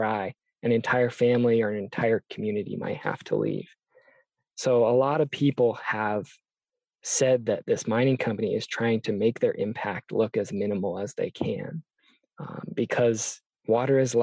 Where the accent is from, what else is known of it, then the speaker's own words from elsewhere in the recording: near Seattle, Washington, United States; I grew up in Washington State, near Seattle, Duwamish territory